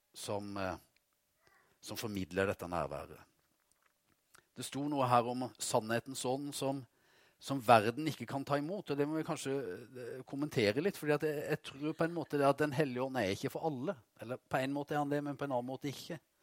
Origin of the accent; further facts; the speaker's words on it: Vegårshei, Agder, Norway; hjemme på Vegårshei